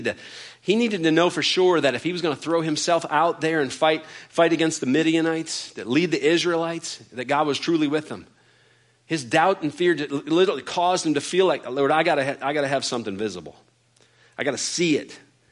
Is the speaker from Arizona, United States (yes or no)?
no; Georgia, United States; I'm from Georgia